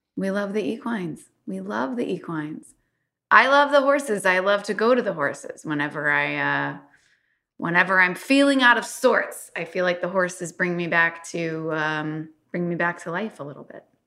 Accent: Louisville, Kentucky, United States; I'm from Kentucky

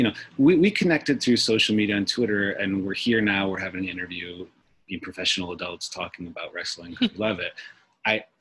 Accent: United States; I'm just an American

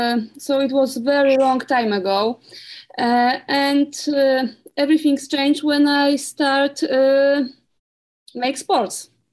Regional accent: Poland; We are both from Poland

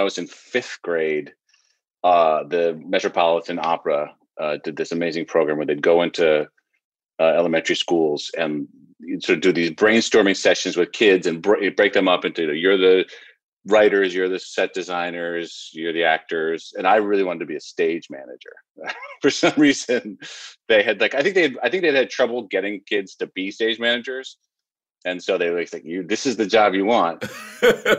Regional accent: New York City, New York, United States; I grew up on the Upper West Side of Manhattan

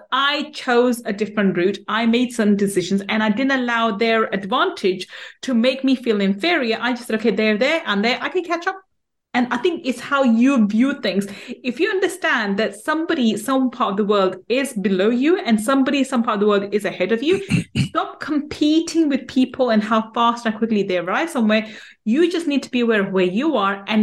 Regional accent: London, United Kingdom; I grew up in East London

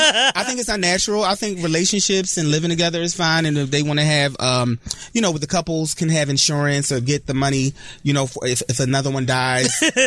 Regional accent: Philadelphia, Pennsylvania, United States; moved away; I was new from Philly.

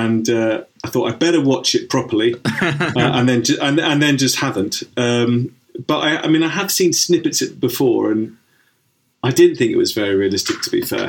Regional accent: Cobham, South East England, United Kingdom; I grew up in Surrey, in Cobham.

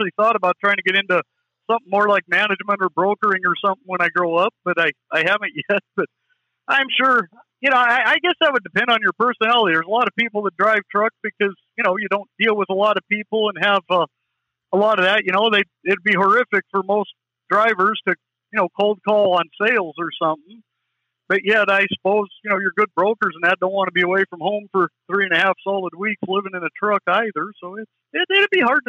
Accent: Western Montana, United States; I'm from Western Montana

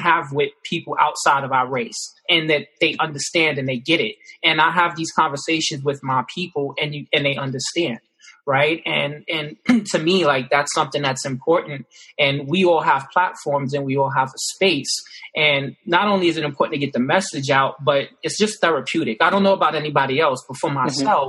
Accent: New York City, New York, United States; moved away as an adult; now in Canada; I grew up in the Bronx, Washington Projects

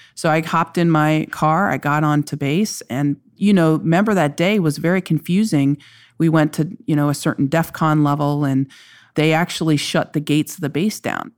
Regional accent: Kentucky, United States; I'm just somebody who's an American, who's a Kentuckian

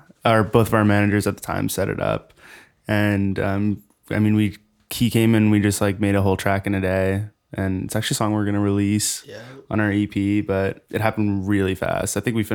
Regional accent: Rye, New York, United States; moved away as an adult; now in Los Angeles, United States; Yeah, I'm from New York, but I've been in LA for like 8 years now.

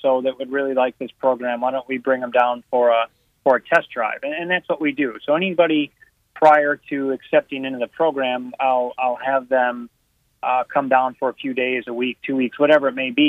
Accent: Northern Illinois, United States; moved away; I'm from Northern Illinois

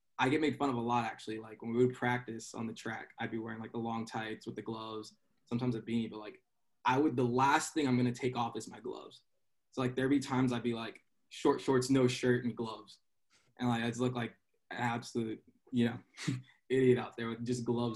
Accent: South Texas, United States; moved away as an adult; also born or lived in Los Angeles / New York City; now in Pennsylvania, United States; I'm originally from South Texas, so it's a little more spread out down there

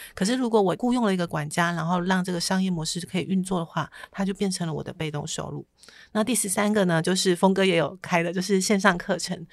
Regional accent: Taitung, Taitung County, Taiwan; 我是台东人啊，我本来就梦想在台东有一间房子

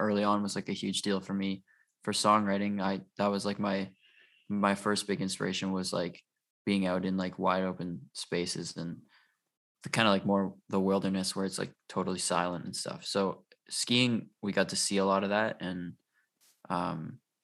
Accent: Vernon, British Columbia, Canada; moved away as an adult; now in Vancouver, Canada; We're from the Okanagan, we're from Vernon originally. And then end of 2019, we moved. We all moved out here together.

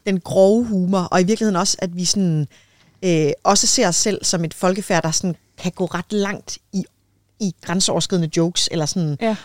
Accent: Denmark; som danskere

